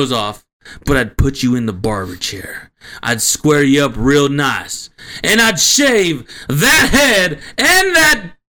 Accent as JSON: {"language": "English", "town": "Cleveland", "region": "Ohio", "country": "United States", "said": "And we come from Cleveland. You know what I'm saying, man? East 1999."}